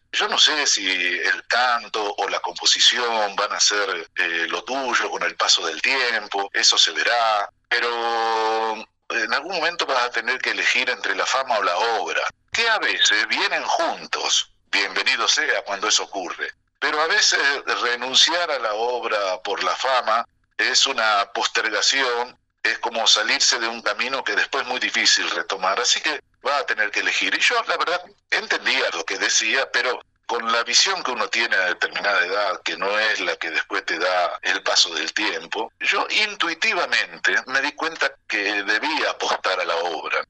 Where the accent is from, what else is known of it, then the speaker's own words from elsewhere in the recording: Rosario, Santa Fe, Argentina; moved away as an adult; also born or lived in Eibar, Spain; a comienzos del 79 yo regreso a Rosario y estoy acá cinco meses